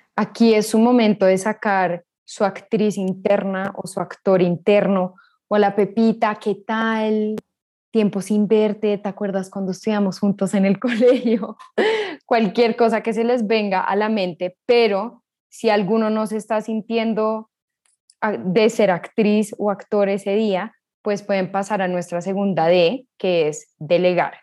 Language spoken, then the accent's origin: Spanish; Colombia; somos colombianos.